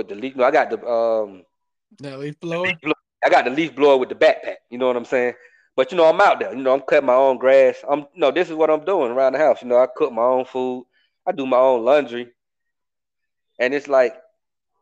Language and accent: English; Atlanta, Georgia, United States; I'm from Atlanta, bro. I'm from a city